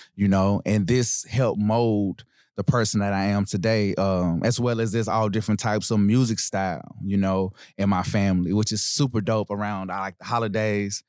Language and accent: English; Nashville, Tennessee, United States; Born and raised in Nashville, Tennessee. Um, I'm from East Nashville